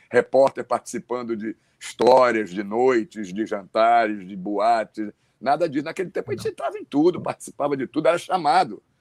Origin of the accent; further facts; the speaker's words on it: Rio Grande do Sul, Brazil; Eu sou gaúcho